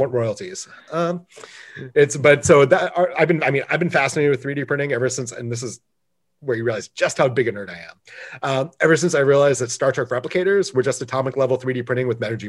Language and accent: English; Michigan, United States; now in California, United States; I grew up in Michigan, so I understand a Great Lake summer